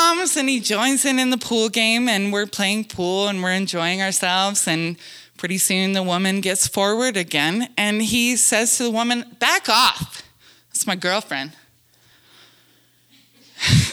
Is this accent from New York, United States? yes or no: no; Wyoming, United States; moved away; also born or lived in Montana; I'm from Wyoming and then Montana.